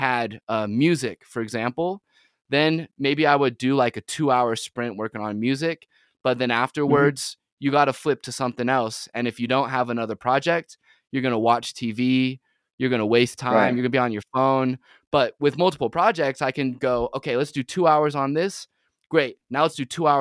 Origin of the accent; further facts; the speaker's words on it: Utah Valley, United States; also born or lived in San Diego, California; growing up in Utah Valley specifically